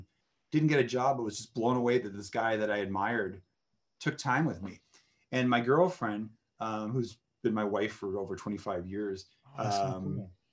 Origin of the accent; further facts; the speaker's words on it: Massachusetts, United States; moved away; I'm from Massachusetts